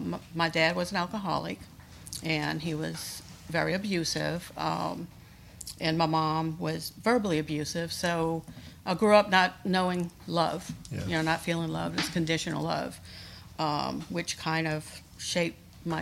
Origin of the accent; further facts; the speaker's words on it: Poydras, Louisiana, United States; moved away as an adult; now in North Shore, Louisiana, United States; I'm from St. Bernard Parish.